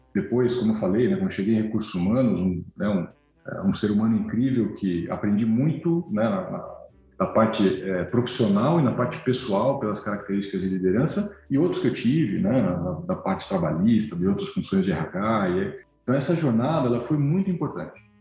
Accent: São Bernardo do Campo, São Paulo, Brazil; natural de São Bernardo do Campo

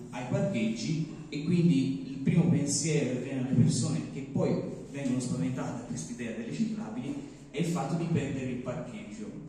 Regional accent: Borgo San Lorenzo, Tuscany, Italy; non sono di Calenzano, mi è stato segnalato questo evento e eh, sono del, del Mugello, per la precisione Borgo San

